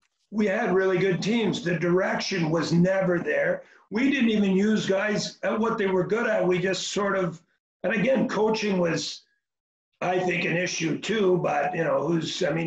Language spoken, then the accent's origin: English; Montreal, Quebec, Canada; moved away as an adult; now in Ontario, Canada; I live in Ontario, but I grew up in Montreal.